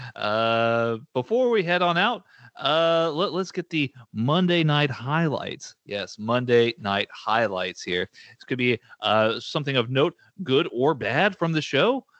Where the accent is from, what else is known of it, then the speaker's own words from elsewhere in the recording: Texas, United States; as a Texan